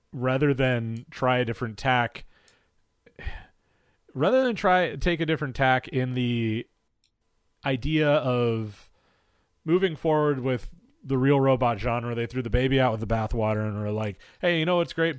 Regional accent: United States; as an American citizen mm-hmm. and growing up in the shadow of 9 11

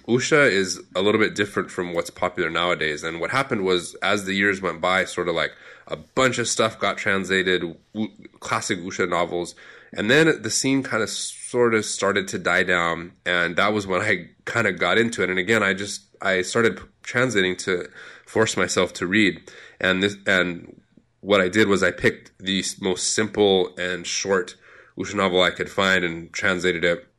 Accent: California, United States; moved away as an adult; now in China; I am an American from California, pretty much as typical American white guy as you could get

